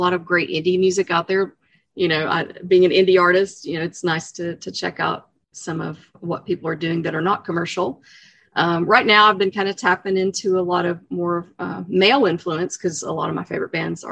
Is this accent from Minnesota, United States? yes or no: no; East Tennessee, United States; I grew up obviously in East Tennessee